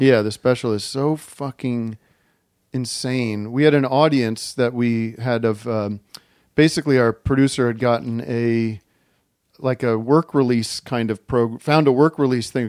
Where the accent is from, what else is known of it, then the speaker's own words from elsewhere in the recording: Allentown, Pennsylvania, United States; I grew up in Allentown, Pennsylvania